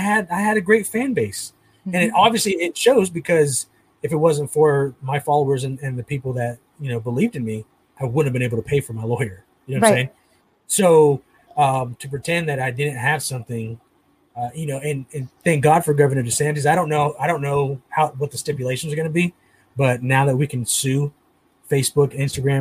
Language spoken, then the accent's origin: English; United States; I'm not Mexican, I'm American. I was born in the United States of America